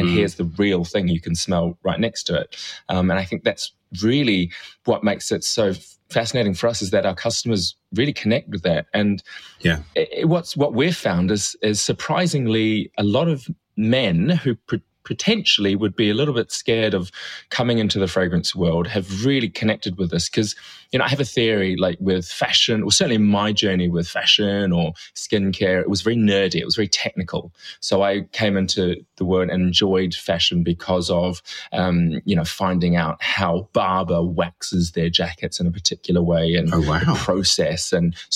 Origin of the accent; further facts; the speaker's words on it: New Zealand; now in United Kingdom; growing up in New Zealand in the 70s